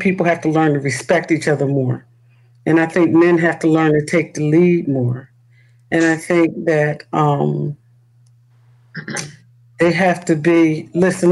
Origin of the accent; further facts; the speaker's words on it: Newark, New Jersey, United States; I grew up in the city. I'm a city kid. I'm from the Bricks.